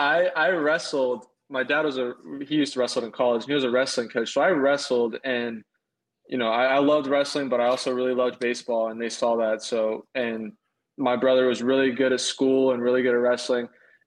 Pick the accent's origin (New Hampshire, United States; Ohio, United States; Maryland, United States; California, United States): Ohio, United States; Zanesville; born there; also born or lived in Mississippi; Yeah, I was born in Zanesville, Ohio, which is Southeast Ohio, kind of near West Virginia border. It's a real small town.